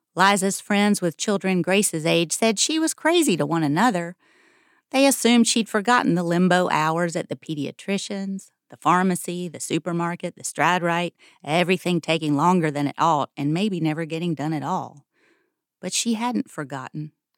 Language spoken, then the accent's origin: English; Greensboro, North Carolina, United States; I grew up in Greensboro.